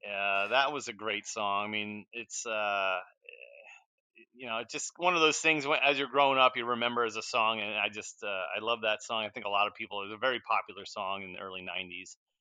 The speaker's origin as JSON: {"language": "English", "town": "Edison", "region": "New Jersey", "country": "United States", "tie": "born or raised there", "said": "I grew up in Edison"}